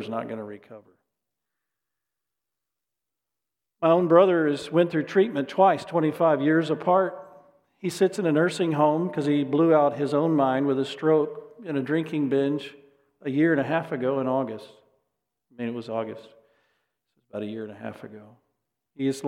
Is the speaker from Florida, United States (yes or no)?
no; Dallas, Texas, United States; I grew up in the Dallas area.